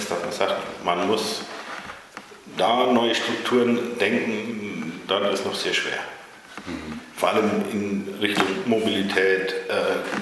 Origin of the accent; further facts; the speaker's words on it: Bavaria, Germany; now in Ahlbeck, Germany; wohne seit 1994 hier in Aalbeck, bin aus Bayern hier zugezogen mit Familie, vier erwachsene Kinder